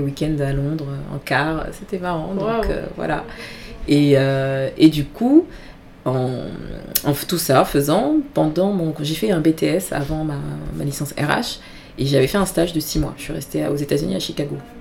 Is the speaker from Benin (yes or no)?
yes; Benin; now in Paris, France; je suis euh, d'origine béninoise, je suis du Bénin